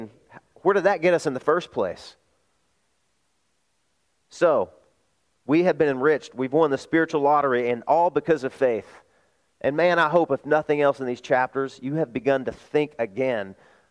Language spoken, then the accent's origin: English; the South, United States; I am from the South.